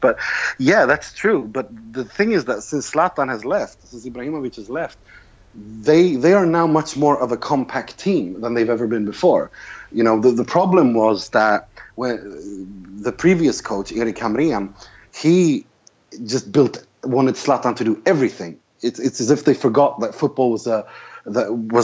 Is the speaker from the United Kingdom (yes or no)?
no; Sweden; I'm from Sweden or I live in Sweden